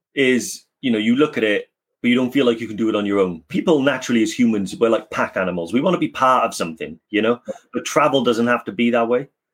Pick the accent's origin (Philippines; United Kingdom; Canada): United Kingdom; Newport, Wales; I'm from Newport in South Wales